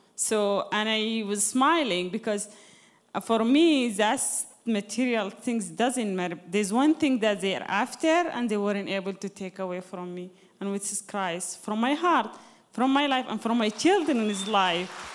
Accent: Sudan; moved away; I'm originally from Sudan, you know, Sudan is Islamic country.

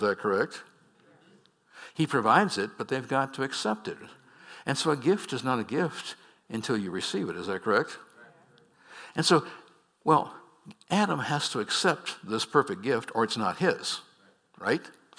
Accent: Scotland, United Kingdom; Come on, folks, I'm Scottish.

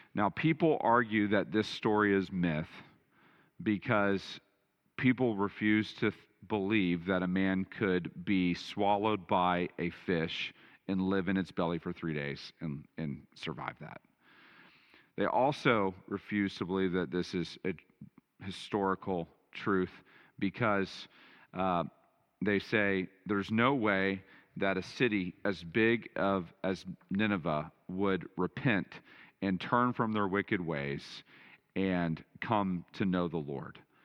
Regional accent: Texas, United States; I grew up in Texas

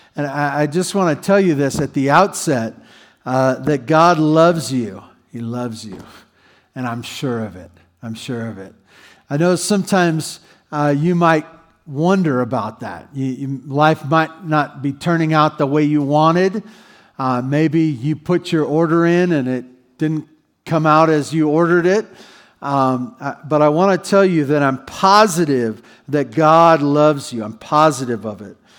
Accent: Santa Barbara, California, United States; moved away; I grew up in Santa Barbara

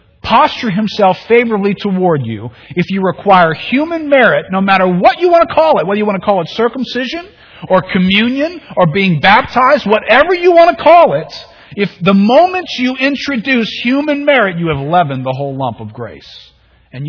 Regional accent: New Orleans, Louisiana, United States; growing up in New Orleans

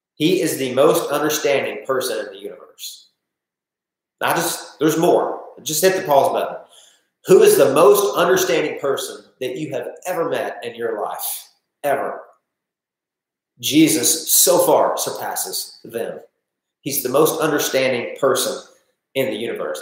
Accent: Northeast Arkansas, United States; I'm just from Northeast Arkansas

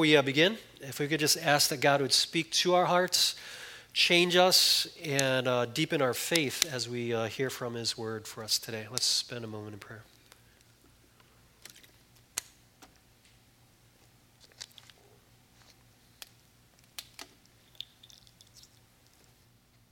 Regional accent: Chicago, Illinois, United States; moved away; I grew up in Chicago

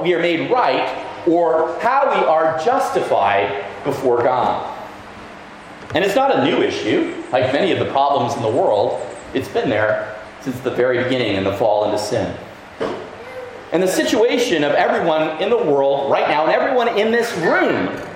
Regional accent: Toronto, Ontario, Canada; moved away as an adult; now in Barbados; I come from Toronto, a very multicultural city

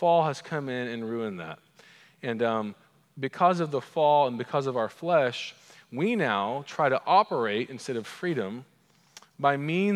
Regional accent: Edmond, Oklahoma, United States; accent: Oklahoman; my Oklahoman accent

